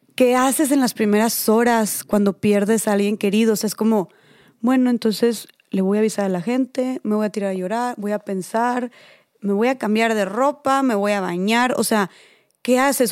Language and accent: Spanish; Monterrey, Nuevo León, Mexico; accent: regio; A mí también me dicen que tengo mucho acento regio